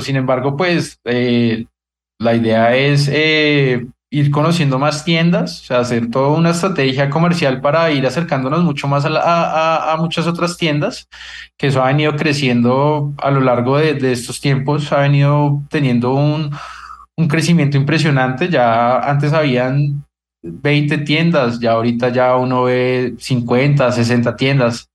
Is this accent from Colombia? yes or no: yes; Colombia; nosotros deberíamos como, como colombianos